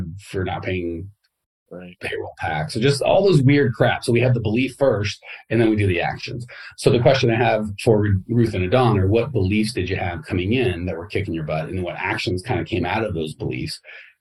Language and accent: English; United States; growing up in America